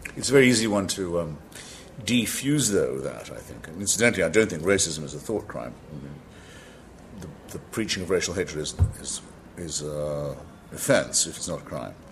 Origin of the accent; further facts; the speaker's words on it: Washington, District of Columbia, United States; I live in Washington, it's my hometown, Washington, D.C., nation's capital.